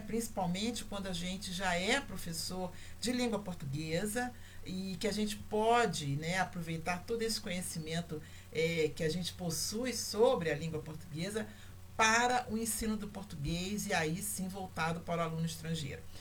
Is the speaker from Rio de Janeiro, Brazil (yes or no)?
yes; Rio de Janeiro, Brazil; eu nasci no Brasil, eu sou brasileira, eu sou carioca